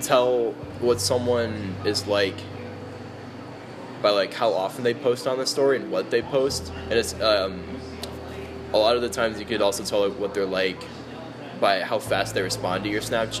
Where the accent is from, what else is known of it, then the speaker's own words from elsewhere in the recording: Clarkston, Michigan, United States; moved away; also born or lived in Alabama; Yeah, I'm from Downstate, Michigan.